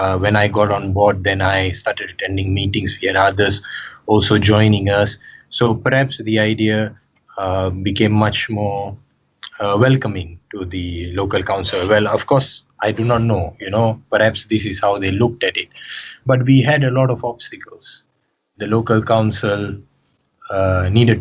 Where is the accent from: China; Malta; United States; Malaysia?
Malaysia; also born or lived in United Kingdom; being Malaysian, running for a few years in the UK